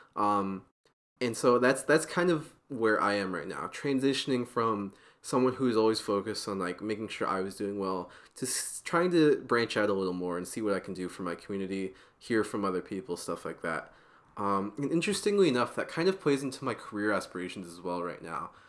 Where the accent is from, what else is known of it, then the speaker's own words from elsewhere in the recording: Portland, Oregon, United States; I'm from Portland, Oregon